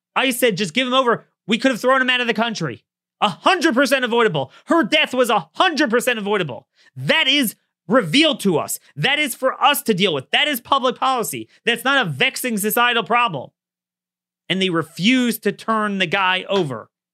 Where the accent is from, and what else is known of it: Baltimore, Maryland, United States; born or raised there